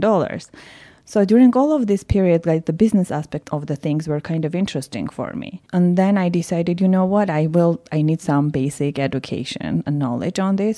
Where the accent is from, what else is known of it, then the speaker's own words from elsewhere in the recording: Yerevan, Armenia; moved away; I was born and raised in Yerevan